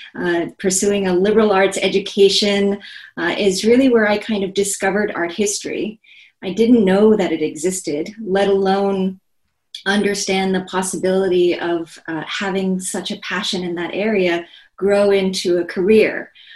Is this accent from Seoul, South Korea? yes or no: yes; Seoul, South Korea; moved away as an adult; now in United States; I was born and raised in Seoul, South Korea